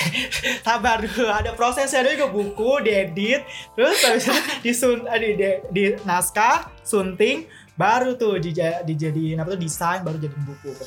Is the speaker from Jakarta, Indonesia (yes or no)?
yes; Jakarta, Indonesia; ya karena gue lahir di Jakarta juga jadi kayak gue udah lama gue tumbuh di Jakarta